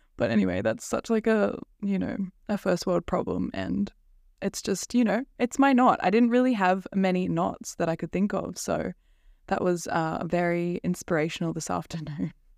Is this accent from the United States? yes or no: no; Central Coast, New South Wales, Australia; I'm from the Central Coast. It's kind of near Sydney in Australia